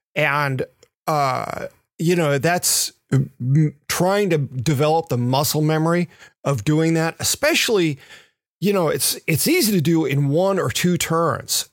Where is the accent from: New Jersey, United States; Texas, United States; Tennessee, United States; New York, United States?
Tennessee, United States; Memphis; moved away; the ones I grew up riding in Memphis